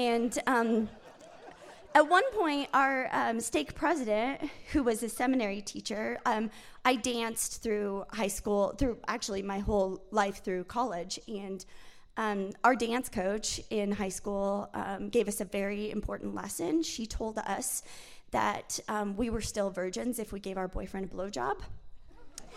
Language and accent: English; Malad City, Idaho, United States; I was raised in Malad